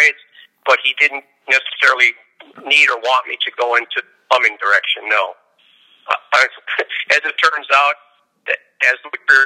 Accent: Milwaukee, Wisconsin, United States; now in California, United States; I'm from Milwaukee, Wisconsin originally

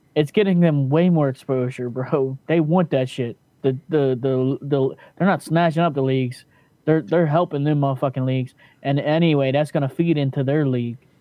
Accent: Tijuana, Baja California, Mexico; from Vegas to my hometown in Tijuana

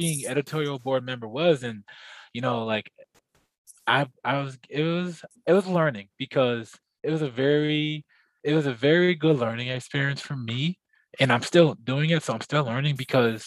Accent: Plainfield, New Jersey, United States; growing up in Plainfield

